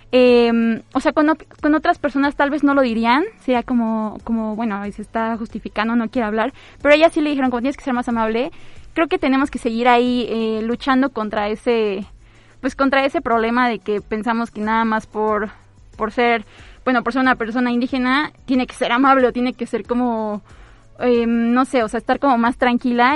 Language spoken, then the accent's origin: Spanish; Mexico; como mexicanos y mexicanas